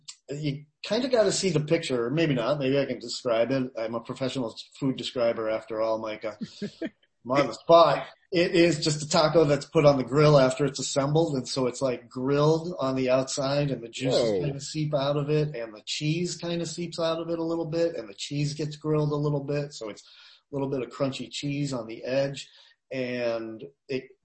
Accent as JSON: {"language": "English", "town": "Boston", "region": "Massachusetts", "country": "United States", "tie": "born or raised there", "also_born_or_lived": "Chicago", "moved": "as an adult", "said": "I grew up in and around Boston"}